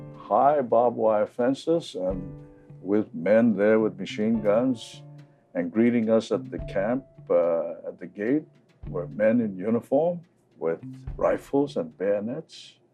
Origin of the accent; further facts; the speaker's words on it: Hawaii, United States; we're all from Hawaii. Not a single mainlander.